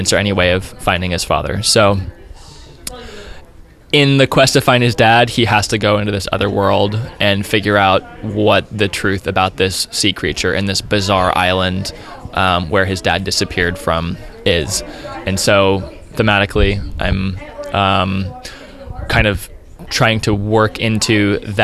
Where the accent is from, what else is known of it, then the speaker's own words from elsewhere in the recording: Annapolis, Maryland, United States; now in Vancouver, Canada; where I grew up in Annapolis, Maryland